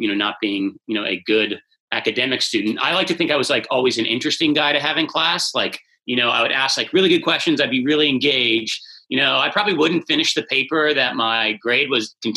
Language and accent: English; Bethesda, Maryland, United States; I grew up in Bethesda